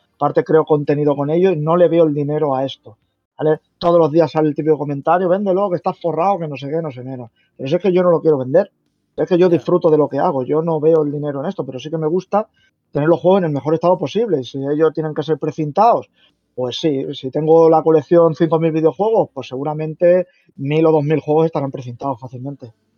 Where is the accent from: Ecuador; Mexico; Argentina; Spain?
Spain; Valencia, Valencian Community; yo soy de Valencia